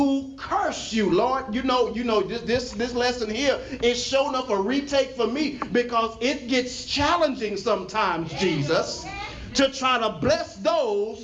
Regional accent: Texas, United States; I'm from Texas

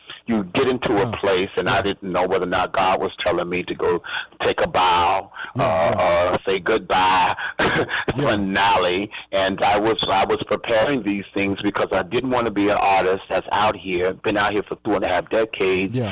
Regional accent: Chicago, Illinois, United States; now in Washington, D.C., United States; I'm from Chicago and also and live in D.C.

